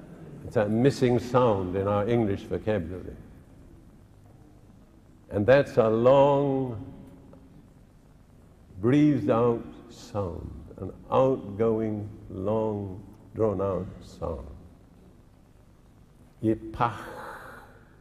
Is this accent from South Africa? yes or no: no; India; now in United Kingdom; when I was born in India